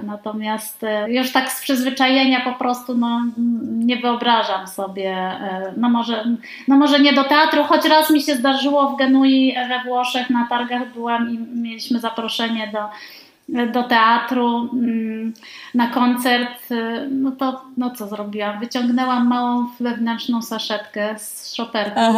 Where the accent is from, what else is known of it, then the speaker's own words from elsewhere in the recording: Poznań, Greater Poland, Poland; Ja jestem z Poznania, tutaj, że tak powiem, mam swoje rodzinne korzenie